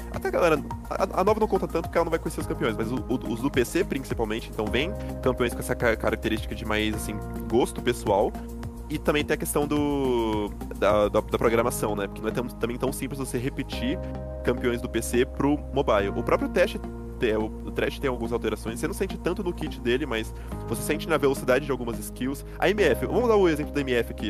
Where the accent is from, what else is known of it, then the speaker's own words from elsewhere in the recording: Brazil; eu sou brasileiro